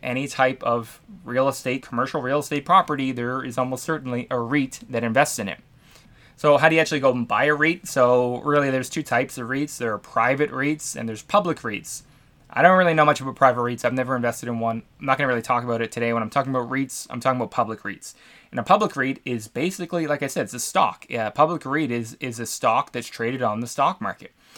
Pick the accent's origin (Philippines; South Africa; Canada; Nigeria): Canada; I'm from Canada